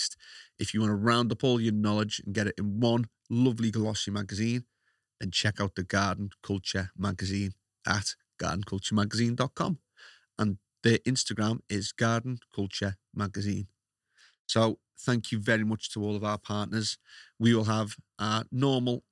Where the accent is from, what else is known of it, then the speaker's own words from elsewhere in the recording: Liverpool, North West England, United Kingdom; accent: Scouse; it's the Scouse accent